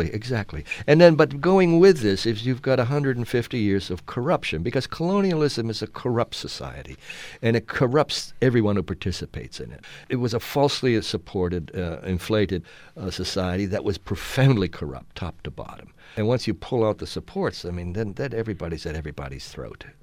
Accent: United States; as an American writer, as a white writer

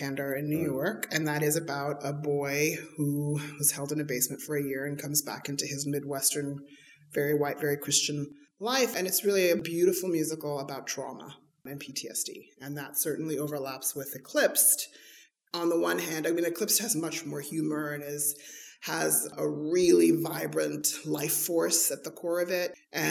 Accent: South Africa; moved away; Growing up in South Africa under apartheid, was a huge influencer on my life and on my art

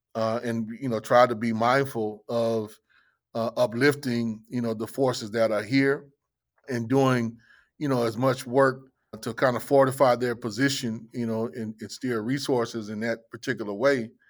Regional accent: Los Angeles, California, United States; now in Jackson, United States; growing up in Los Angeles

